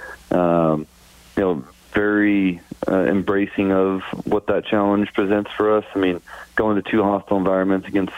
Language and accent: English; California, United States; moved away as an adult; now in Winnipeg, Canada; growing up in California